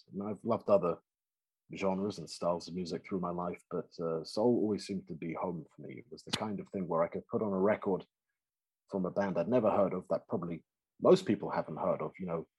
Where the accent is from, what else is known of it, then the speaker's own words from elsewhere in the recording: London, United Kingdom; I am from North London